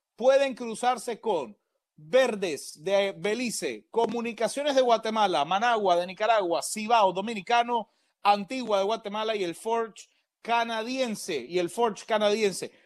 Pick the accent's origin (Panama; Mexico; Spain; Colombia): Panama; porque Panamá es mi corazón, porque yo soy panameño